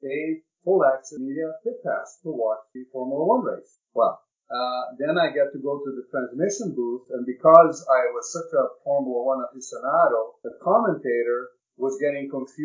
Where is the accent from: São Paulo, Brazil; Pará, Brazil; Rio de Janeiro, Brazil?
Rio de Janeiro, Brazil; moved away as an adult; also born or lived in Montreal, Canada; I grew up in Rio de Janeiro, Dutch parents.